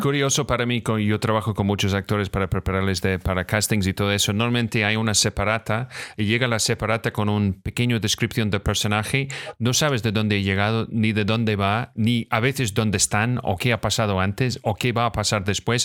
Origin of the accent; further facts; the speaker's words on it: Scotland, United Kingdom; now in Spain; soy de Escocia